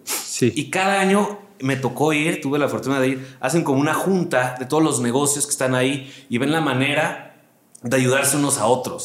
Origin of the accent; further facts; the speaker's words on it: Mexico City, Mexico; moved away as an adult; also born or lived in Aguascalientes / Hermosillo; now in Monterrey, Mexico; yo nací en Aguascalientes, soy hidrocálido. La gente que no sabe, el gentilicio de Aguascalientes es hidrocálido. Y muy chiquito me vine a la Ciudad de México y aquí viví pues, toda mi vida.